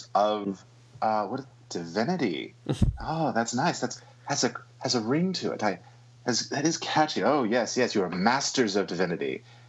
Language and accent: English; United Kingdom; Yeah, well, I'm British in real life, so it comes through.